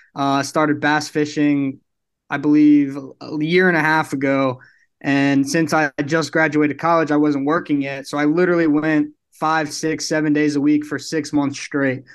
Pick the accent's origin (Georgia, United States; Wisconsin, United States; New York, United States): New York, United States; New York City; moved away as an adult; now in Houston, United States; I'm actually from Brooklyn, New York, so I'm not too far from P A.